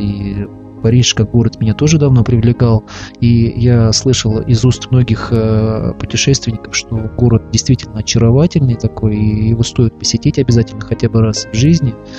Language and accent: Russian; Russia; я православный христианин из России